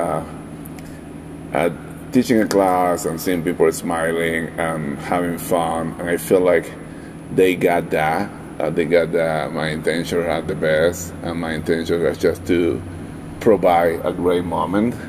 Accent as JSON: {"language": "English", "town": "Valencia", "region": "Carabobo", "country": "Venezuela", "moved": "yes", "lives_now": "Denver, United States", "said": "I'm from originally from Venezuela, South America, specifically from Valencia, which is a city very close to the Caribbean Sea"}